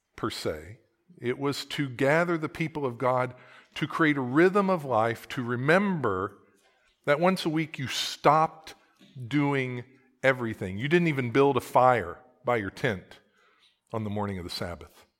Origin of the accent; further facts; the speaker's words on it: Oklahoma, United States; I am from Oklahoma